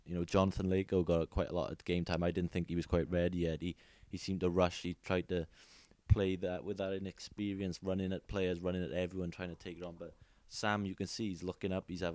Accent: Welsh, Wales, United Kingdom; I'm Welsh.

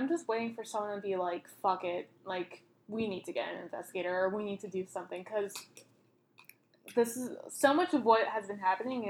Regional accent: United States; as an American

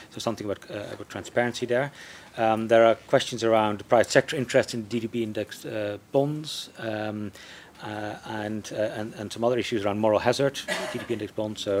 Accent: China; from China.

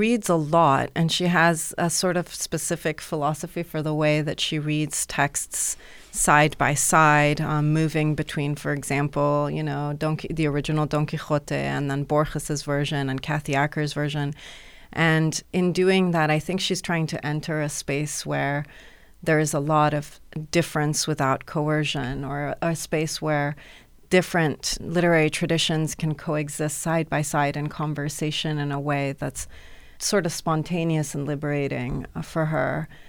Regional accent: Iran; also born or lived in United Arab Emirates / Europe / United States; I grew up in Iran and the Emirates, Europe and the States.

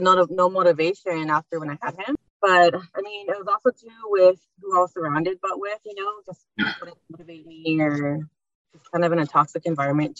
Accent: Baldwin Park, California, United States; now in Covina, United States; I'm from Baldwin Park, 29 years old. I grew up with just two sisters.

